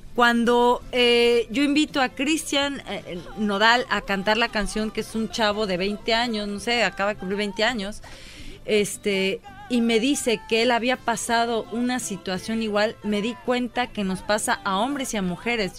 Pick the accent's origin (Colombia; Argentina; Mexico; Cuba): Mexico; now in Los Angeles, United States; soy mexicana, todo el mundo sabe que, o sea, el súper nopal en mi frente, pero, vivimos acá